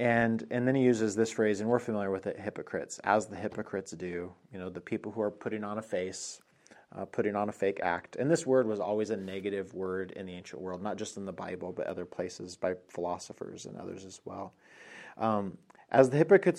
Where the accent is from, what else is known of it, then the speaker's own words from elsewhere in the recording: Colorado, United States; moved away; I'm from Colorado